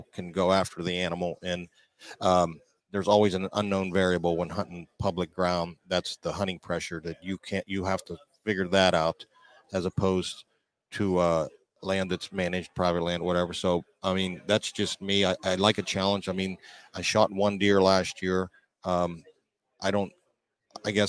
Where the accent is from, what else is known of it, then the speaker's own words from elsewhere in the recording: Pittsburgh, Pennsylvania, United States; I'm from Pittsburgh, PA.